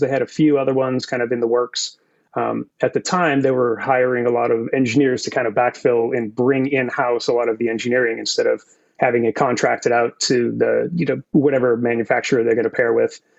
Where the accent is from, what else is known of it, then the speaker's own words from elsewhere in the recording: Massachusetts, United States; moved away as an adult; also born or lived in San Francisco, California; now in California, United States; born and raised in Massachusetts